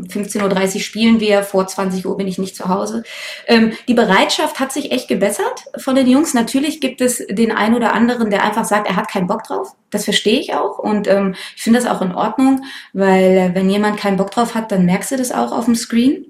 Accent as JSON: {"language": "German", "town": "Cologne", "region": "North Rhine-Westphalia", "country": "Germany", "moved": "as an adult", "lives_now": "Berlin, Germany", "said": "Ich komme eigentlich aus Köln"}